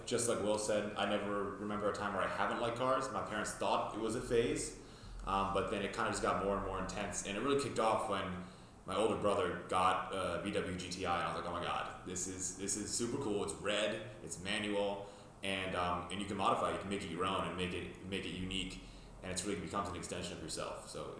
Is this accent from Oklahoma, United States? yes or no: no; New Jersey, United States; moved away as an adult; now in Boston, United States; I grew up in North Jersey, so I was around the New York City car scene my whole life up until recently when I moved to Boston.